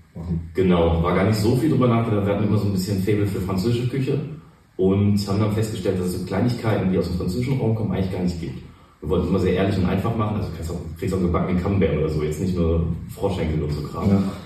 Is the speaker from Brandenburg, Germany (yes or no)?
no; Cologne, North Rhine-Westphalia, Germany; Ich bin in Pochts geboren mhm. und dann die ganze Zeit auf der Schelsig eigentlich unterwegs gewesen und da aufgewachsen.